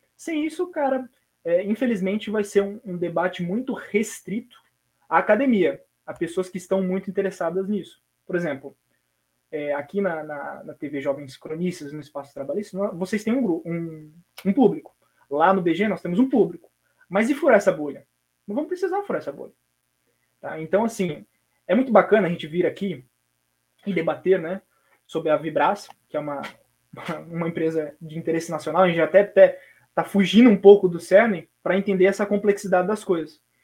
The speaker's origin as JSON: {"language": "Portuguese", "country": "Brazil", "said": "nascemos em locais diferentes do Brasil, mas somos brasileiros."}